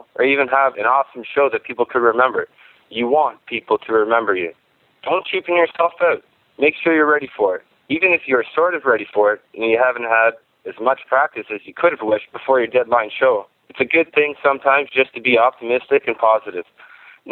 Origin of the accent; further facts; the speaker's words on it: Canada; I'm a musician from Canada